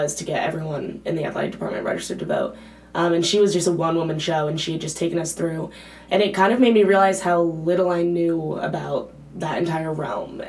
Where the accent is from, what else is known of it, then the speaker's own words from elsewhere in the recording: East Coast, United States; moved away as an adult; now in Berkeley, United States; I'm from the East Coast